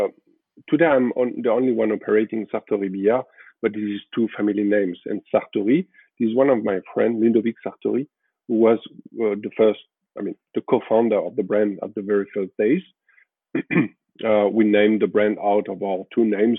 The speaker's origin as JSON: {"language": "English", "town": "Paris", "region": "Île-de-France", "country": "France", "tie": "born or raised there", "said": "I was born and raised in Paris, in France."}